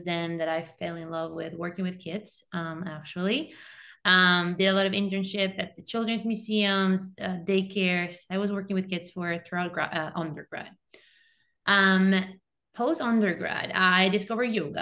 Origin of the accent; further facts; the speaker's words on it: Venezuela; moved away as an adult; now in United States; I'm also an immigrant, I'm originally from Venezuela. Since I graduated high school in my country, moved to the US for my undergrad